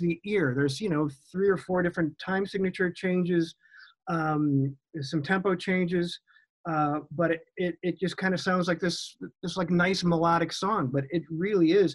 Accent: Chicago, Illinois, United States; growing up in Chicago

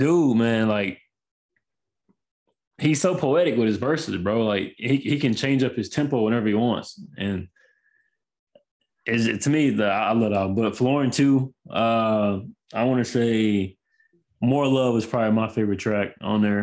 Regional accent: Houston, Texas, United States; I'm from Houston

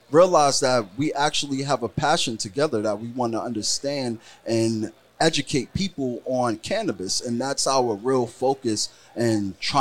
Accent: New York City, New York, United States; also born or lived in Florida; I'm not from Florida. I'm from New York City. I moved to Florida, right, then moved back to New York City

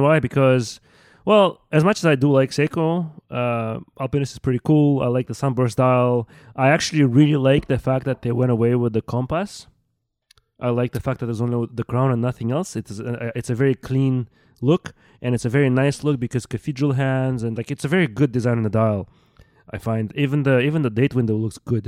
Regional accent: Russia; moved away; I grew up in Russia

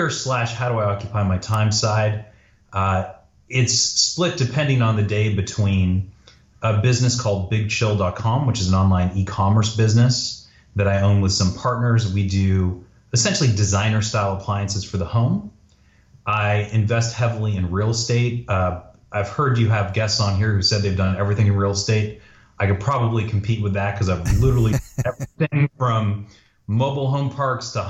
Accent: Toronto, Ontario, Canada; moved away; also born or lived in Montreal / Northern California; So I was born in Montreal, but I grew up in Toronto

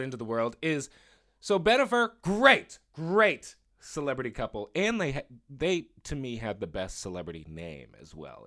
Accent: Boston, Massachusetts, United States; I am also a Boston boy

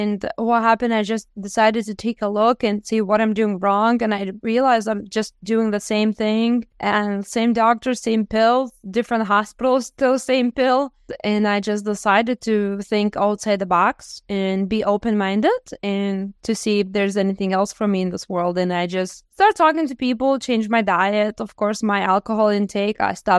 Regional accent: Lithuania; now in United States; Because I came from Lithuania and I came in the best country in the world with the best medical care

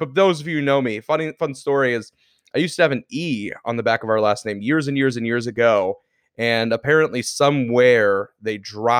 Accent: the South, United States; since we grew up in the South, most of my family is either from Kentucky, Tennessee, Georgia, that kind of stuff. All from the South.

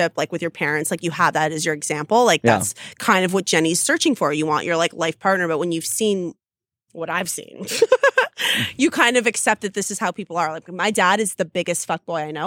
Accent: Canada; I'm Canadian.

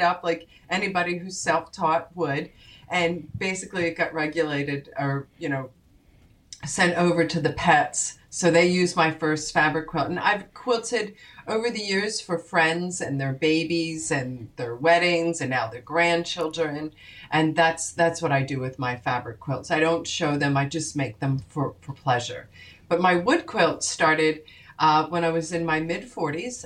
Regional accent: Haddonfield, New Jersey, United States; my hometown of Haddonfield, New Jersey

